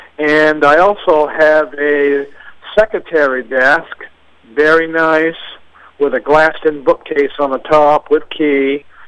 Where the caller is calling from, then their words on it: East Dixfield, Maine, United States; and I'm calling from East Dixfield.